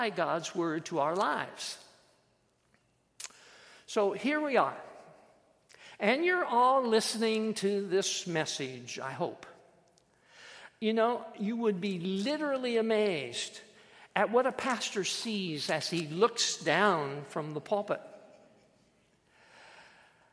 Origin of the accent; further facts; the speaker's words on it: Iowa, United States; I was born and raised in Iowa